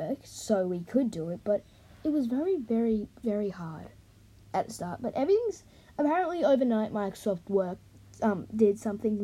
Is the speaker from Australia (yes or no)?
yes; Australia; I'm Australian